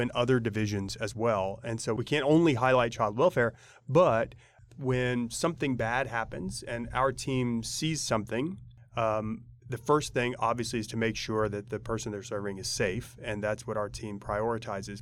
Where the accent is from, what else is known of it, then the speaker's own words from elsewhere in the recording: Oklahoma City, Oklahoma, United States; moved away as an adult; now in Tulsa, United States; We're both from Oklahoma City.